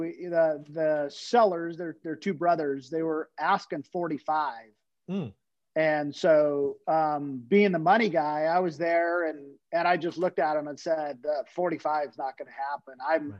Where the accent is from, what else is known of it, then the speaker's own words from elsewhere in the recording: California, United States; But I'm also from California. So you might as well 2X to 3X everything in California.